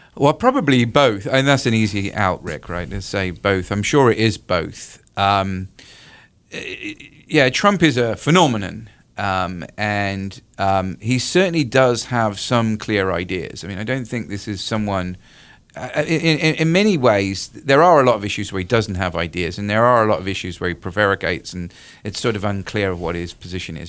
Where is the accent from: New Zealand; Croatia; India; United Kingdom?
United Kingdom; moved away as an adult; now in North Carolina, United States; I'm originally from the U K